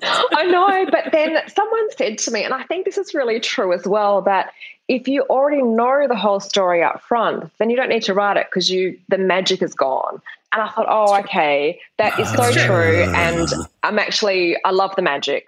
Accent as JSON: {"language": "English", "town": "Perth", "region": "Western Australia", "country": "Australia", "tie": "born or raised there", "said": "I'm from Perth in Australia. It's a really small capital city. And when I graduated from high school, there were no universities offering creative writing degrees."}